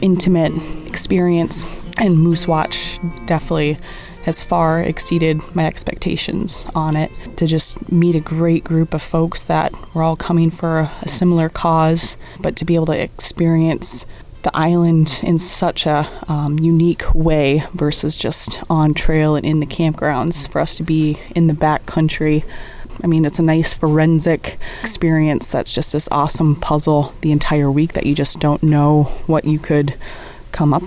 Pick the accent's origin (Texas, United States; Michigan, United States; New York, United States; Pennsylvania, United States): Michigan, United States; Brimley; I'm from Brimley, Michigan. So I am a Native American tribal member of Bay Mills Indian Community.